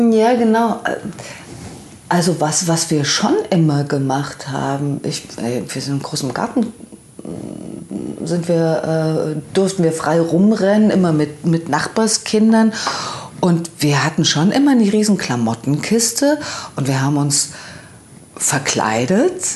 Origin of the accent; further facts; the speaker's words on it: Leipzig, Saxony, Germany; moved away as an adult; also born or lived in Oberhausen; bei uns in Leipzig an der Penne